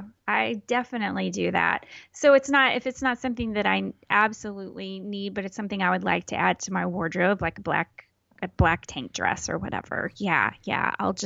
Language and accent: English; Texas, United States; I'm very Texan, and I drive a big ass car.